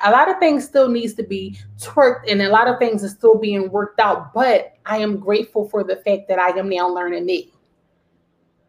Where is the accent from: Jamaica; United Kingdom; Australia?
Jamaica; accent: Jamaican; my Jamaican accent